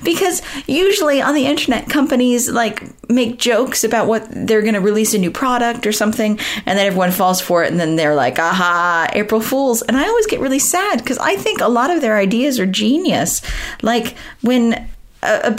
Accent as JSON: {"language": "English", "country": "United States", "tie": "born or raised there", "moved": "as an adult", "said": "Growing up in America, I've been in this country for 17 years now"}